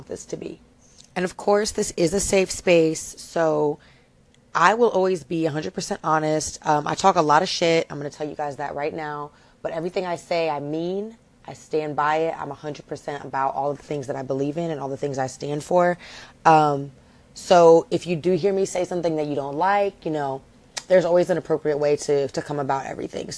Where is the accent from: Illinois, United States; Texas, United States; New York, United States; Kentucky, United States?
Kentucky, United States; Lexington; now in Miami, United States; I am from Lexington, Kentucky, and I rep that city to the death of me